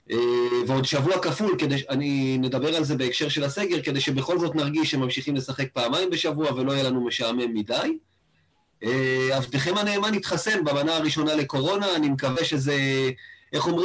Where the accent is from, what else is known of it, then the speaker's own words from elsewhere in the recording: Rishon LeZion, Central District, Israel; now in Kfar Chabad, Israel; כן קרוב לאיפה שנולדתי וגדלתי, מן הסתם, לראשון לציון.